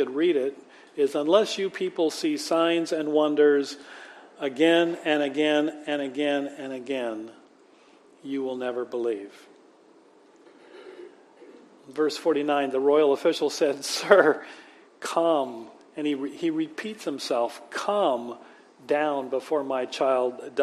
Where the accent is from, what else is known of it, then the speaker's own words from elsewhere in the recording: Manchester, Washington, United States; moved away; me growing up in Manchester, which is in Port Orchard